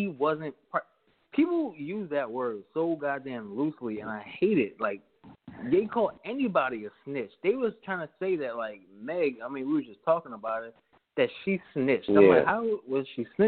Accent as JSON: {"language": "English", "town": "New York City", "region": "New York", "country": "United States", "said": "I'm from New Brighton and Staten Island"}